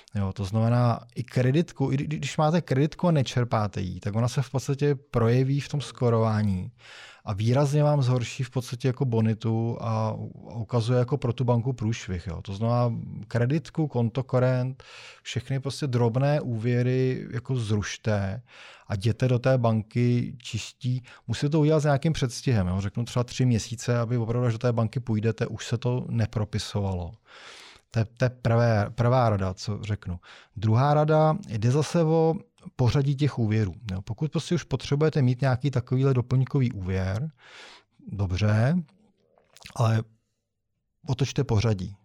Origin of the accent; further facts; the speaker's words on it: Czechia; my jsme v Češi